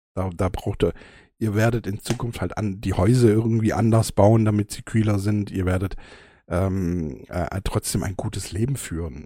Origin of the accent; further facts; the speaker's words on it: Germany; bei uns in Deutschland